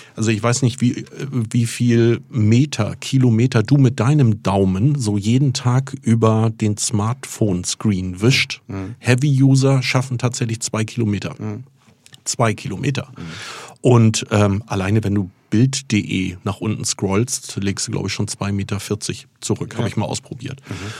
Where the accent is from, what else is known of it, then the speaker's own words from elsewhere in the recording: Fehmarn, Schleswig-Holstein, Germany; moved away; schon während der Schulzeit auf Fehmarn, ich bin auf der Ostseeinsel Fehmarn geboren